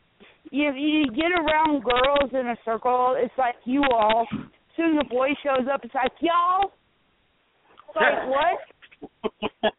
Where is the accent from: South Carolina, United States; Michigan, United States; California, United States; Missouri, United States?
South Carolina, United States; I grew up in South Carolina, and everybody says y'all